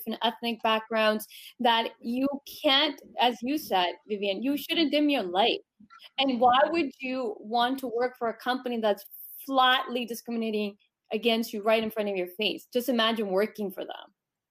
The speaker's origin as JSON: {"language": "English", "country": "Canada", "tie": "born or raised there", "said": "growing up in Canada"}